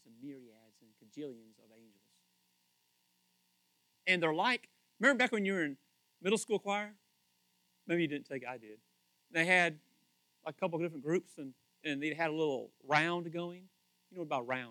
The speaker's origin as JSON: {"language": "English", "region": "Kentucky", "country": "United States", "said": "I'm from Kentucky"}